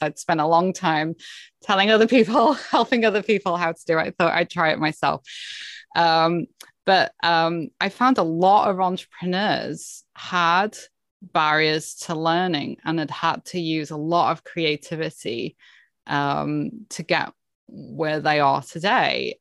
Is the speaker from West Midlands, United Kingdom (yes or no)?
no; Cheshire, North West England, United Kingdom; moved away as an adult; now in Canada; I was born and grew up in, um, Cheshire in the U K, in England